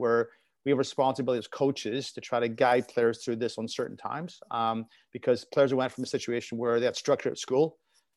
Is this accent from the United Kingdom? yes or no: yes; Belfast, Northern Ireland, United Kingdom; now in North America; growing up in Belfast and playing in the streets